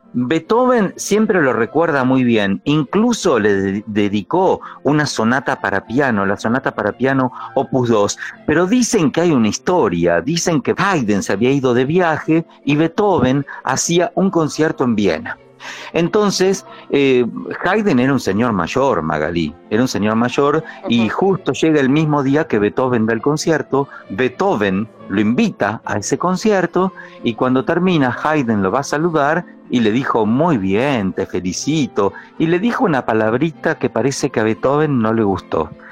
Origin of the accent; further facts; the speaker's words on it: Pehuajó, Buenos Aires Province, Argentina; soy del campo, que soy de Peguajó